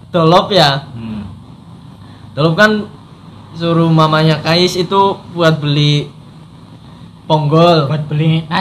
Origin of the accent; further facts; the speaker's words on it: Tegal, Central Java, Indonesia; saya dari Tegal tentunya